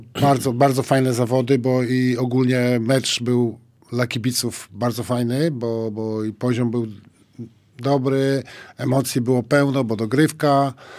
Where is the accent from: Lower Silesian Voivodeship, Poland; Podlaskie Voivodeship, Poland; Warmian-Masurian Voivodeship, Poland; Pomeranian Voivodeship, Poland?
Podlaskie Voivodeship, Poland; Białystok; ja z Białego Stoku trafiłem do, do koszykówki